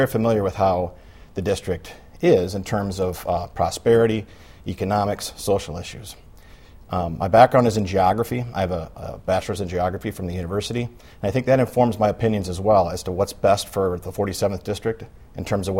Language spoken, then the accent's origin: English; Beloit, Wisconsin, United States; also born or lived in Dane County, Wisconsin; I was born and raised in Beloit, Wisconsin, and have lived in and around the district for the last 25 years or so.